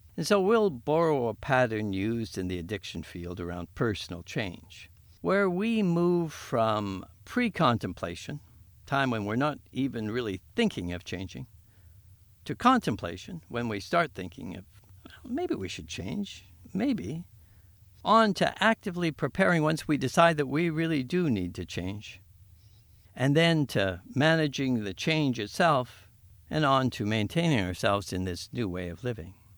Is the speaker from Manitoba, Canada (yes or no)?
yes; Winnipeg, Manitoba, Canada; I was born and raised on Treaty One land